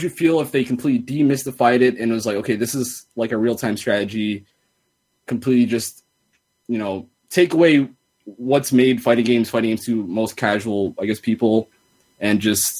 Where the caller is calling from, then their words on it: San Diego, California, United States; from San Diego.